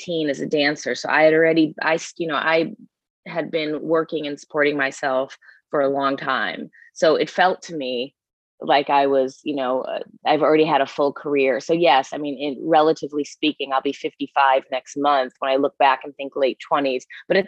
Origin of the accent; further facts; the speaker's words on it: Chicago, Illinois, United States; moved away as an adult; also born or lived in Los Angeles; I grew up in the suburbs of Chicago